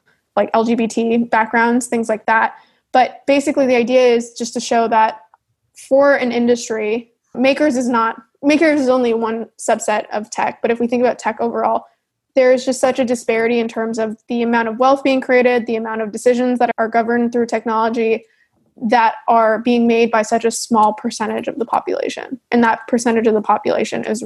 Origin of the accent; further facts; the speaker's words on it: Canada; I'm Canadian